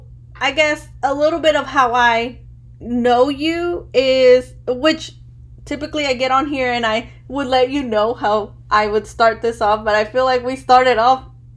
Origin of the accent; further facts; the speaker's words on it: Chicago, Illinois, United States; born there; but because I was born in Chicago, you know, first generation as well. Both of my parents are Mexican, but they're from different states of Mexico.